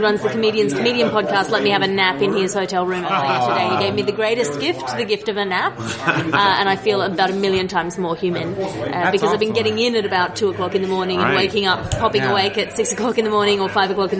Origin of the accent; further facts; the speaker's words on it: Australia; I am from Australia.